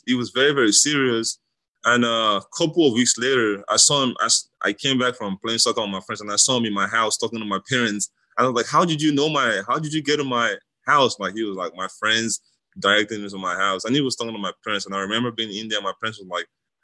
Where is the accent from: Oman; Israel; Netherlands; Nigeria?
Nigeria; now in United States; growing up in Nigeria